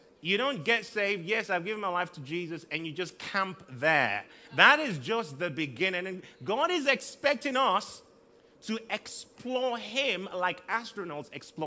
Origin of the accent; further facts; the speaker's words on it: southern Nigeria, Nigeria; also born or lived in Liberia; now in Manchester, United Kingdom; I've lived in southern Nigeria all my life